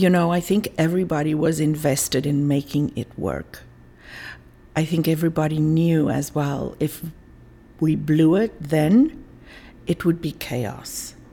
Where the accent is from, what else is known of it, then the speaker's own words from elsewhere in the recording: South Africa; It was. Uh, you know, I was growing up in the 60s and 70s